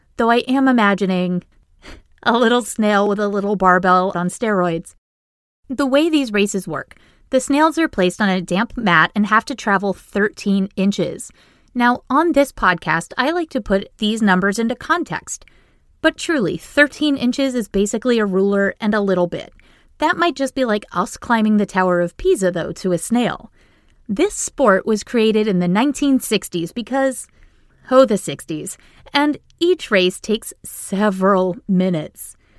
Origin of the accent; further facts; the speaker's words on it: Maine, United States; now in Boston, United States; I grew up in a tiny town in Maine